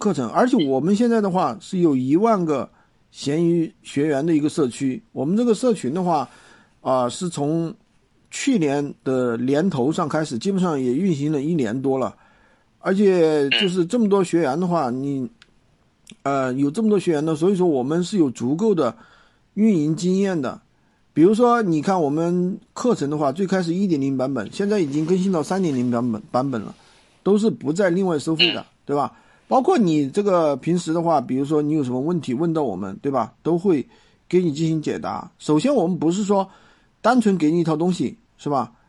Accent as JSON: {"language": "Chinese", "town": "Dazhou", "region": "Sichuan", "country": "China", "tie": "born or raised there", "said": "达州啊，达州是我老家哎，"}